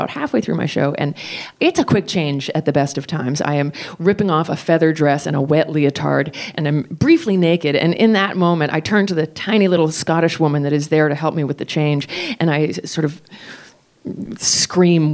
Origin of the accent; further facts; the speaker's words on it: United States; I'm American